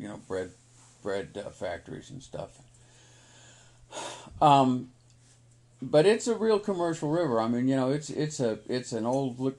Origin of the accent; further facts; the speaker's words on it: Kansas City, Missouri, United States; I'm in Kansas City. I grew up in Kansas City